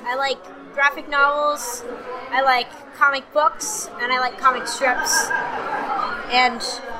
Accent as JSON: {"language": "English", "town": "Wellesley", "region": "Massachusetts", "country": "United States", "said": "I'm from Wellesley, Massachusetts."}